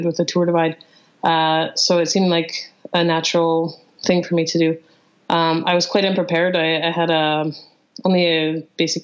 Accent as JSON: {"language": "English", "town": "Calgary", "region": "Alberta", "country": "Canada", "tie": "born or raised there", "moved": "as an adult", "lives_now": "London, United Kingdom", "said": "I was born and raised in Calgary. I spent 30 years there"}